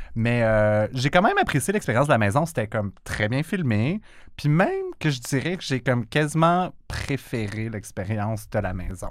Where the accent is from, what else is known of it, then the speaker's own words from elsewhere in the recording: Quebec, Canada; notre identité québécoise